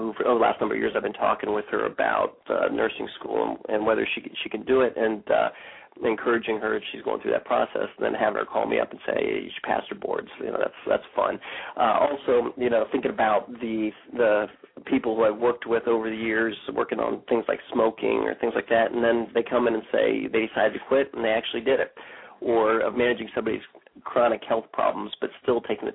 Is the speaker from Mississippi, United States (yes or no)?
no; Bellefontaine, Ohio, United States; I grew up here in Bell Fountain, lived here since I was three